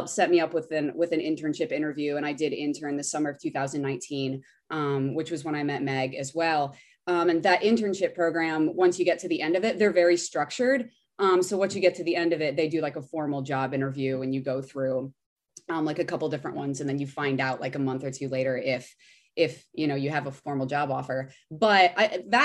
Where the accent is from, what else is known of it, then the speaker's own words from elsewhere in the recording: Midwest, United States; moved away as an adult; also born or lived in Indiana; now in Los Angeles, United States; I went to school in Indiana. So I am originally from the Midwest